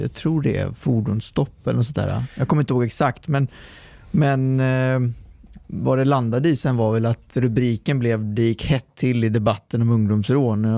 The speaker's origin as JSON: {"language": "Swedish", "town": "Lidköping", "region": "Västra Götaland", "country": "Sweden", "tie": "born or raised there", "also_born_or_lived": "Trollhättan / Lextorp", "said": "så när vi var fyra så flyttade de till eh, Lidköping"}